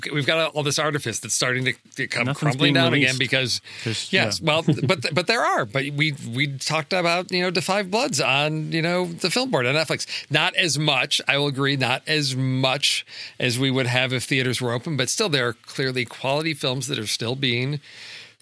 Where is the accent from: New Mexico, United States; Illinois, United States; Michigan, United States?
Illinois, United States; Chicago; growing up in Chicago in the 80s